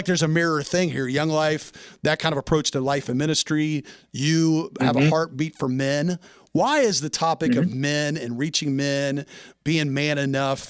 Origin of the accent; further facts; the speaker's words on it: Nashville, Tennessee, United States; moved away; I'm from Nashville originally, and with my mom and dad, my little sister are still there.